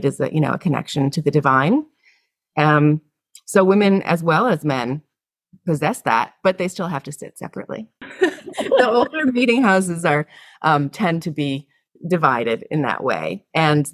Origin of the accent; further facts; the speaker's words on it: south coast of Massachusetts, United States; now in Yonkers, United States; I still call home the south coast of Massachusetts, where I was raised and where my family lives